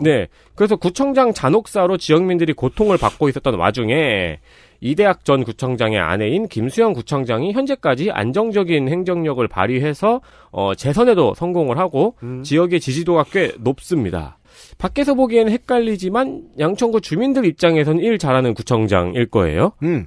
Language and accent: Korean; Seongnam, Gyeonggi Province, South Korea; 성남 토박이는 여기 앉아 있죠